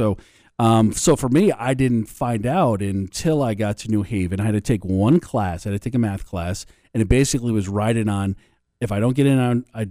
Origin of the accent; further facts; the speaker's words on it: Connecticut, United States; I grew up in Connecticut and University of New Haven is my alma mater